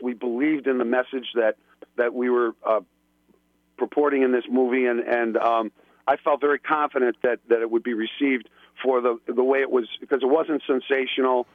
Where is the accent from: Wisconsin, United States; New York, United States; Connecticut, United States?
New York, United States; Buffalo; accent: flat A's, East Coast; moved away; I'm from originally from Buffalo, New York. You can probably hear it in my flat A's and my East Coast